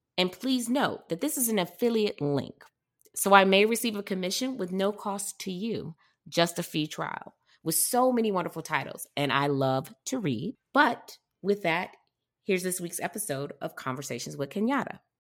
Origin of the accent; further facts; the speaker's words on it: Detroit, Michigan, United States; moved away as an adult; also born or lived in Arlington, Virginia / Alexandria, Virginia; now in Santa Monica, United States; I'm from Detroit originally